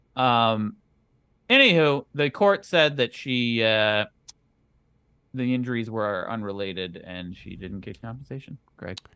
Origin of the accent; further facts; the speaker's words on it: Wisconsin, United States; I am from Wisconsin